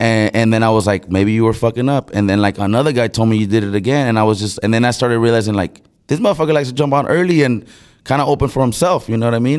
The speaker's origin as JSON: {"language": "English", "town": "Brawley", "region": "California", "country": "United States", "tie": "born or raised there", "also_born_or_lived": "Mexicali, Mexico / San Diego, California", "said": "I'm from Brawley, California. I was born in Mexicali. I moved to Brawley, California when I was six years old."}